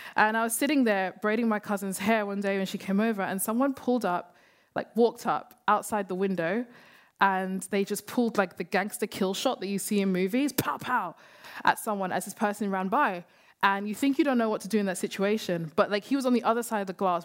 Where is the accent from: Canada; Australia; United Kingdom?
United Kingdom; London; We grew up in London, we grew up in Hackney